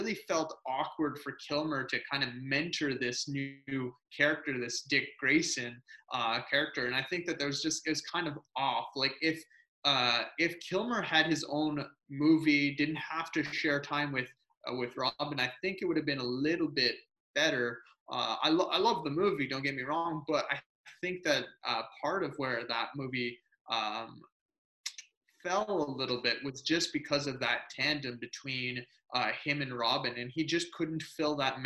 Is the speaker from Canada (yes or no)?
yes; Canada; I'm Canadian.